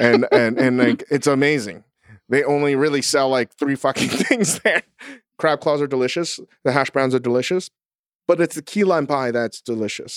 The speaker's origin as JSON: {"language": "English", "region": "Virginia", "country": "United States", "said": "I'm a boy from Virginia."}